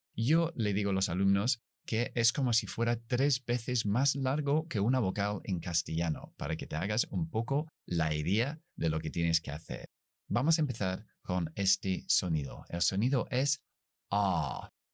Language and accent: Spanish; United Kingdom; accent: British English; yo soy británico, inglés británico. Esas Rs nunca las pronunciamos después de las vocales.